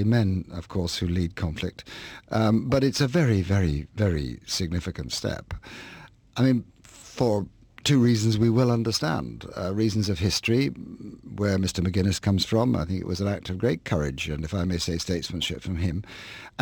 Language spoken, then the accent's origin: English; Northern Ireland, United Kingdom; I was brought up in Northern Ireland